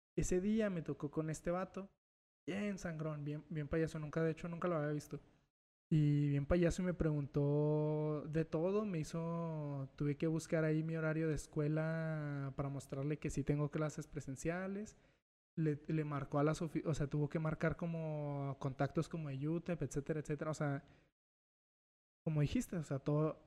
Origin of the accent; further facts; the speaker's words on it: Mexico; yo, yo no nací en Estados Unidos, yo sí soy mexicano, nada más mexicano